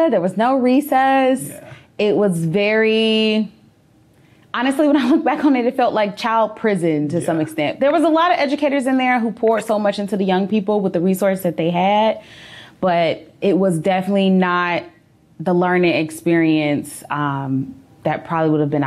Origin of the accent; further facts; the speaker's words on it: Chicago, Illinois, United States; I am born and raised in the Englewood community